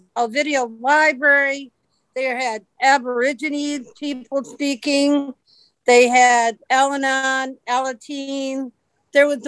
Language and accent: English; Alexandria, Virginia, United States; I'm from Alexandria, Virginia